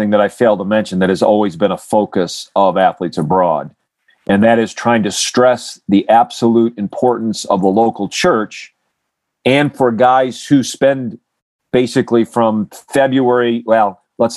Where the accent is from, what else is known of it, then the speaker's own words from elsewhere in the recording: Grand Rapids, Michigan, United States; I grew up in Grand Rapids, Michigan area